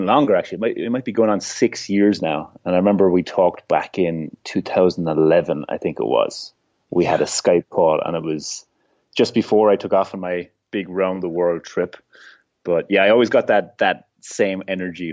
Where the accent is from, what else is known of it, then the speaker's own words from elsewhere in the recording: Ireland; I'm from Ireland.